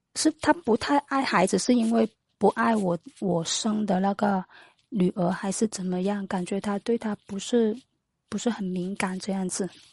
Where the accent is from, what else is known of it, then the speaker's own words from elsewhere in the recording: Foshan, Guangdong, China; 我是广东佛山的